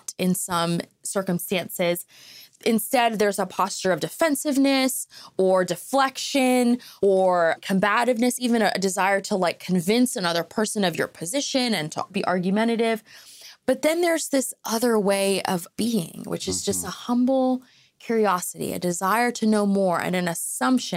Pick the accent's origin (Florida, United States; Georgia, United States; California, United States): Florida, United States; Fort Lauderdale; I grew up in Fort Lauderdale in South Florida